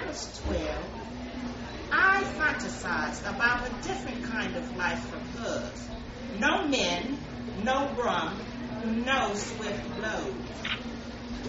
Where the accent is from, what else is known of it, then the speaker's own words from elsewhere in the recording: Trinidad & Tobago; When I was 12 and growing up in Trinidad and Tobago